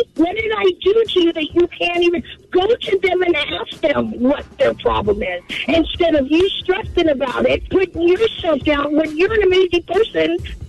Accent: Portland, Oregon, United States; now in Vancouver, United States; I was born and raised in Portland, Oregon, but I do live in Vancouver now.

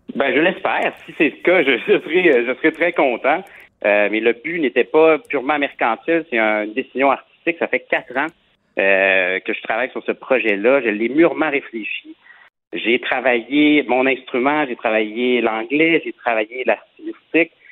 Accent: Quebec, Canada

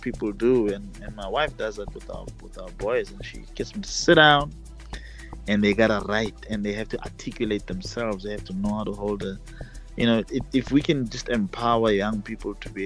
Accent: Mabopane, Gauteng, South Africa; also born or lived in Pretoria; I am from Mabopane, and my grandfather is from Winterfeld. We reside in 2039 Block A, Mabopane.

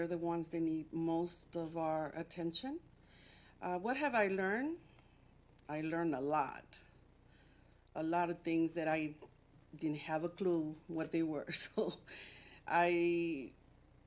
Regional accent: Texas, United States; moved away as an adult; now in Detroit, United States; I'm from Texas. I moved here 23 years ago

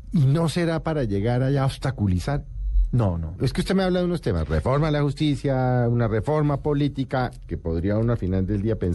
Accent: Colombia; como colombiano

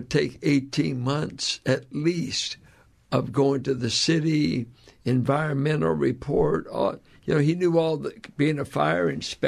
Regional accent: Richmond, California, United States; we grew up in Richmond

